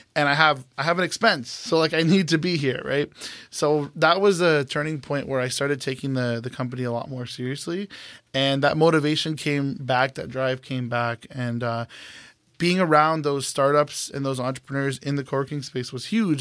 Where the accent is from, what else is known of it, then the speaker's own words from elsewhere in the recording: Brampton, Ontario, Canada; moved away as an adult; now in Toronto, Canada; I moved back home after O C A D for about a year. That's when I was freelancing. Um, I'm from Brampton